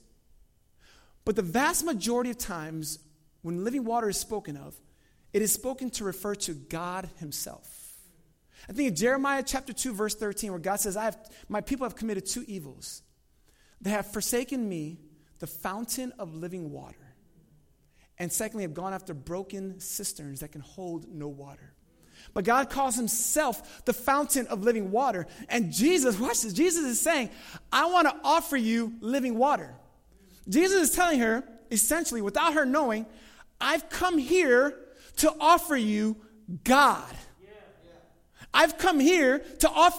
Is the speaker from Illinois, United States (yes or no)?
yes; Chicago, Illinois, United States; I'm from Chicago